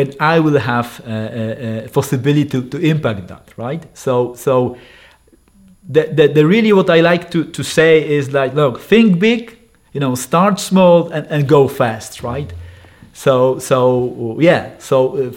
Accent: northern Poland, Poland; I raised in a small town in the north of Poland

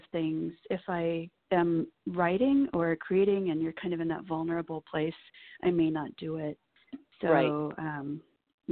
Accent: Nebraska, United States; I grew up in Nebraska

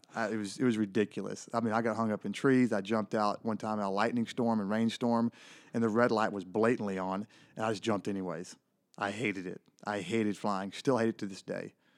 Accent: Elysian Fields, Texas, United States; Really small town in, in Northeast Texas. The town is called Elysian Fields

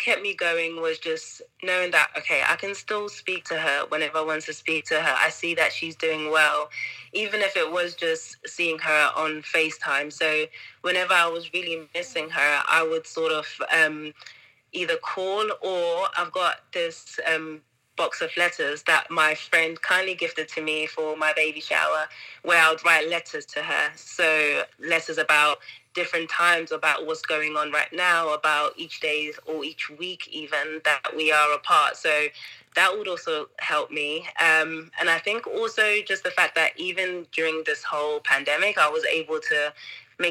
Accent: Zimbabwe; now in Cayman Islands; I'm from Zimbabwe

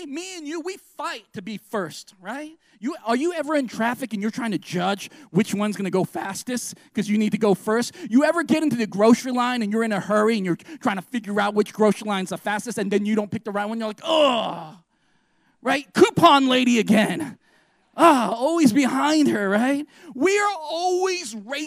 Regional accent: United States; we're American Christians

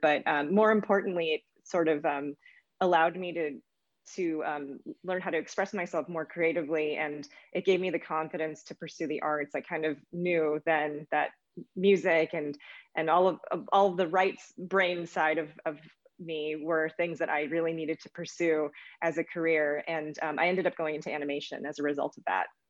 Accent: United States; I'm Asian American

